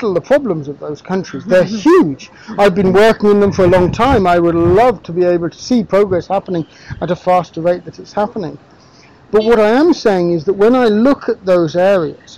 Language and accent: English; Niger; moved away; also born or lived in Kenya; I grew up in Niger.